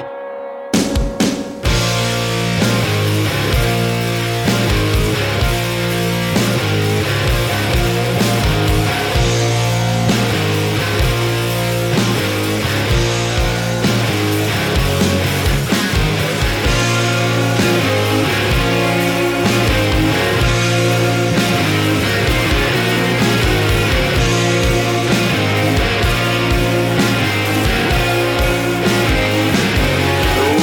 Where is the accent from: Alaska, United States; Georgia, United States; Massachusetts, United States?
Alaska, United States; born or raised there